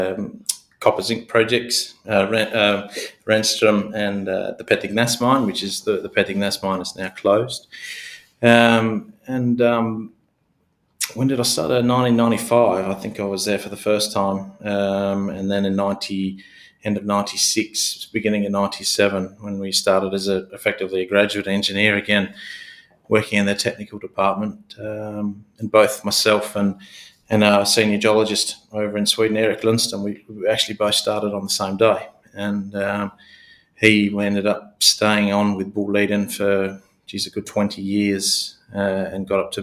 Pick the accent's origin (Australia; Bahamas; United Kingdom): Australia; Kalgoorlie, Western Australia; I was born and bred in Kalgoorlie, spent a good part of my youth in that part of the world